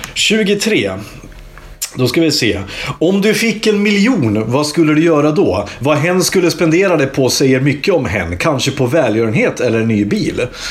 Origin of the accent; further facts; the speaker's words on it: Iggesund, Gävleborg County, Sweden; jag är från Iggesund